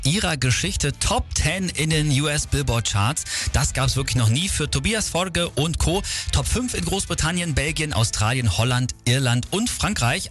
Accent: Germany; bei uns in Deutschland

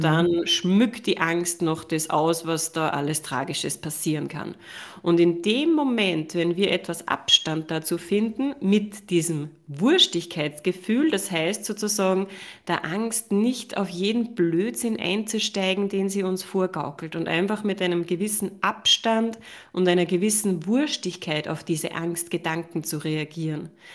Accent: Upper Austria, Austria; ich habe ja lange Jahre eine Praxis gehabt in mhm. Oberösterreich, wo ich herkomme

